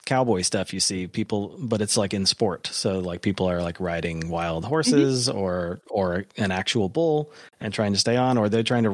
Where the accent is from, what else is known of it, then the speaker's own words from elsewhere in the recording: McMinnville, Oregon, United States; now in Texas, United States; I was born in Oregon. And I that's kind of like where I claim is my hometown, McMinnville, Oregon